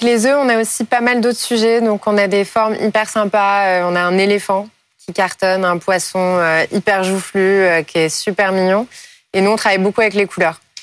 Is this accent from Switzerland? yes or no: no; Paris, Île-de-France, France; je suis née à Paris, je suis une fervente parisienne